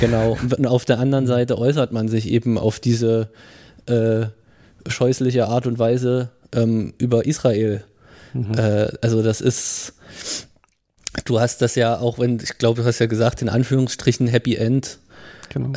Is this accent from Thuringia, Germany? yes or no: yes; Thuringia, Germany; wir kommen ja aus Thüringen